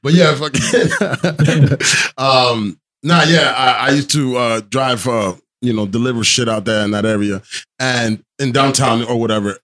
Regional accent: New Jersey, United States; I'm from Jersey

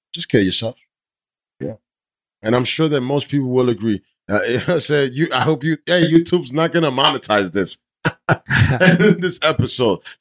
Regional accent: New Jersey, United States; I'm from Jersey

